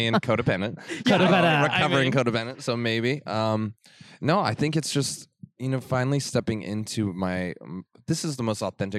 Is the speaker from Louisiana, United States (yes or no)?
no; Farmington, New Mexico, United States; moved away; I grew up in Farmington, New Mexico. Uh-huh. It's a border town next to the Navajo Reservation.